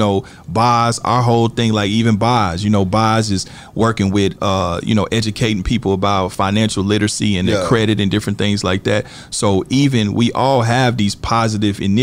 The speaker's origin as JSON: {"language": "English", "town": "Kansas City", "region": "Missouri", "country": "United States", "tie": "born or raised there", "moved": "yes", "lives_now": "Los Angeles, United States", "said": "even though I'm in LA, you know, I'm still very much tapped in with my hometown"}